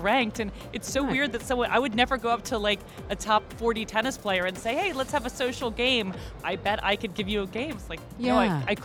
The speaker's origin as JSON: {"language": "English", "country": "United States", "also_born_or_lived": "Los Angeles", "said": "we're American."}